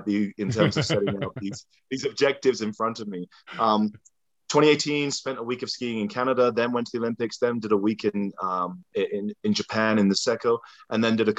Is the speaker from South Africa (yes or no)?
no; England, United Kingdom; moved away; As a kid growing up in England, born in 83